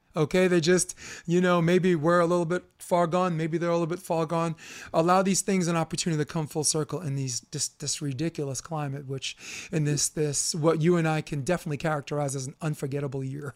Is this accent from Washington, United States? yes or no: no; New York City, New York, United States; I'm a kid from Flatbush